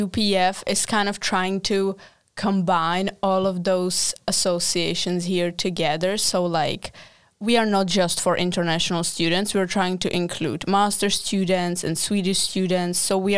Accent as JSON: {"language": "English", "region": "Prague", "country": "Czechia", "second_language": "English", "said": "I'm from Czech Republic, from Prague, and I study the same thing as Eliza, so master in international and European relations."}